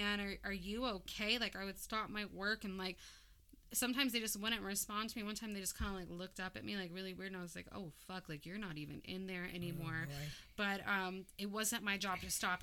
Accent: Hawaii, United States; I'm also Hawaiian

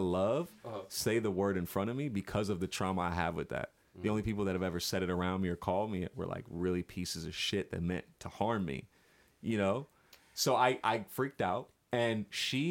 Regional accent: Florida, United States; we're all from Florida here.

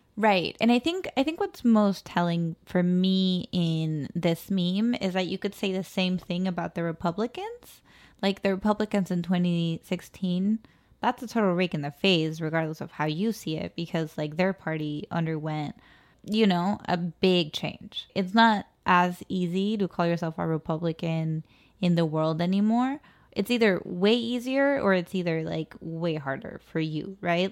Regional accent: Mexico City, Mexico; moved away; I was born in La Ciudad de Mexico. I was maybe at most second generation born in the city

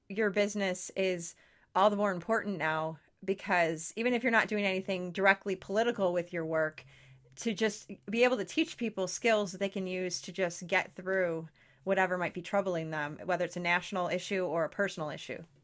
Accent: near Detroit, Michigan, United States; I grew up 20 minutes from Detroit, uh, Detroit

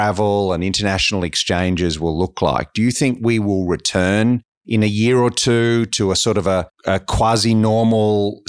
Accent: Australia; as an Australian

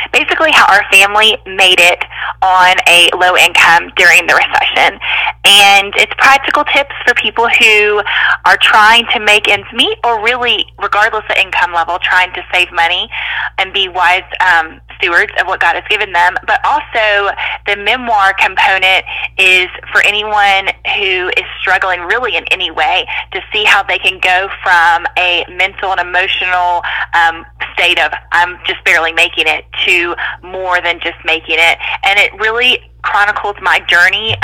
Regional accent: North Carolina, United States; moved away as an adult; also born or lived in Mississippi; I grew up in North Carolina

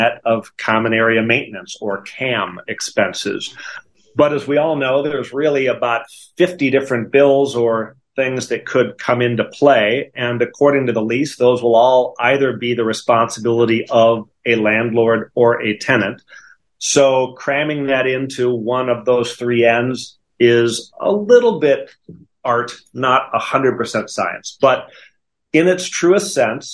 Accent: Wisconsin, United States; accent: Wisconsin; moved away as an adult; also born or lived in Notre Dame, Indiana; now in Dallas, United States; I grew up in Wisconsin, and you can still hear that in my voice, the Wisconsin.

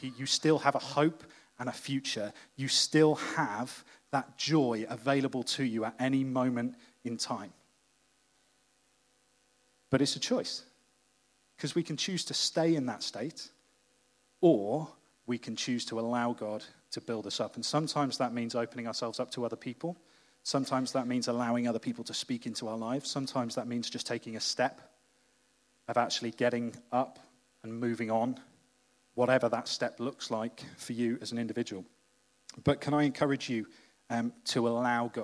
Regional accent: Wales, United Kingdom; as a Welshman

